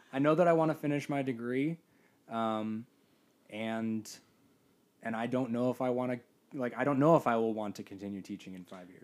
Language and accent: English; Midwest, United States; I grew up entirely in the Midwest